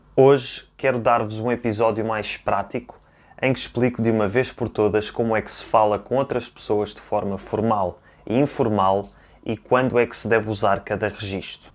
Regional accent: Portugal; eu próprio, que nasci e cresci em Portugal

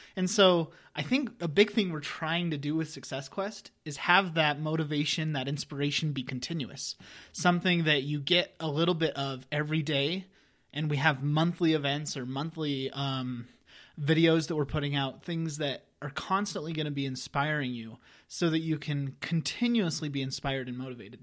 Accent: Wyoming, United States; I'm originally from Wyoming, a small town in Wyoming

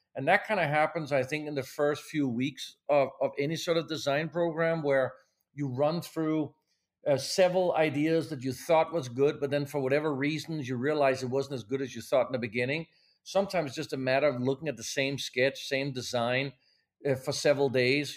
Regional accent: Denmark; moved away as an adult; also born or lived in Pasadena, California; now in Los Angeles, United States; I was born in Denmark, even though I'm American now, but as I grew up in Denmark

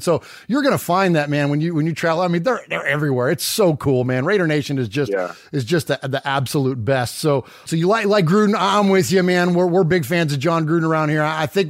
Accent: Bay Area, California, United States; moved away as an adult; now in Nashville, United States; Nashville, man, that's where I live now. I was born and raised in the Bay Area, but I live in Music City now.

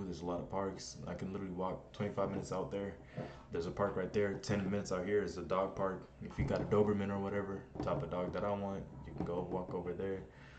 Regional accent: Ohio, United States; also born or lived in Germany / Kentucky; now in California, United States; I was born in Germany, and then we moved to Ohio, and then from Ohio we went to Kentucky, and now I'm 21.

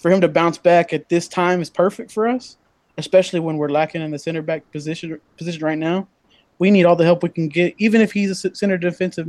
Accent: Dallas, Texas, United States; I'm from Dallas

